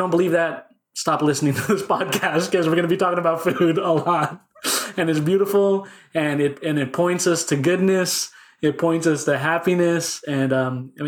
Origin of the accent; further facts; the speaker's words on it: Bay Area, California, United States; now in Sacramento, United States; I grew up in the Bay Area, Filipino also.